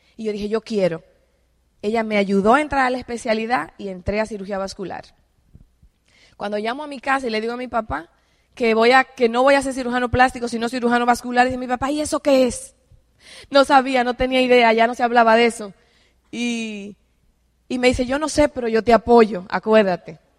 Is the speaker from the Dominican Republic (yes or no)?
yes; Dominican Republic; moved away as an adult; also born or lived in Mexico City, Mexico; yo soy de República Dominicana